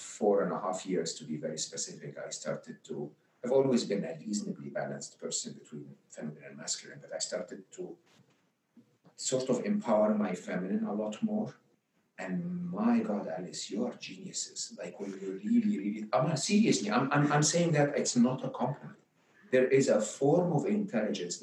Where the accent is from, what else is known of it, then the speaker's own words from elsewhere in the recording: Egypt; where I grew up in Egypt